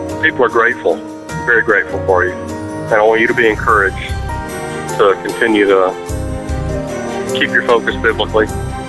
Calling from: Central Alabama, United States; I'm calling from Central Alabama.

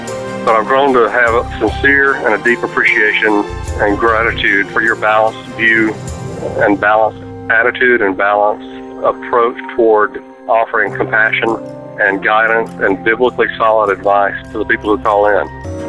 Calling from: Central Alabama, United States; I'm calling from Central Alabama.

